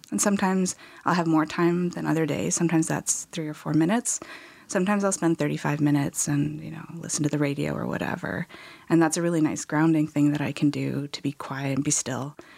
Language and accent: English; Okanagan, British Columbia, Canada; I grew up in the Okanagan